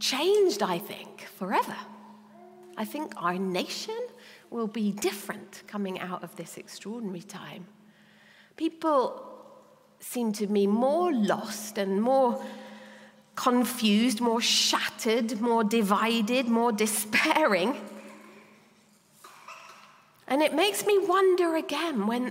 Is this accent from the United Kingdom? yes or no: yes; Exeter, South West England, United Kingdom; we're from Exeter